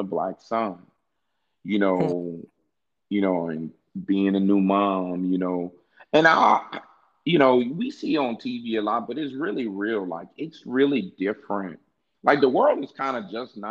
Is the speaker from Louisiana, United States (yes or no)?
yes; Louisiana, United States; I'm from Louisiana too